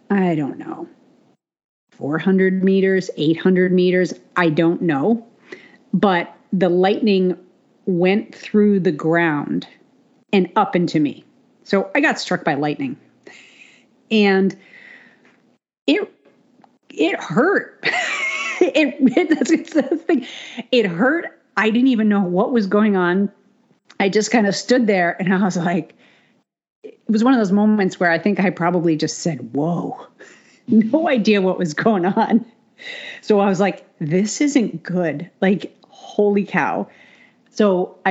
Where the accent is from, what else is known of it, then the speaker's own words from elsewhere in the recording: New England, United States; I grew up in New England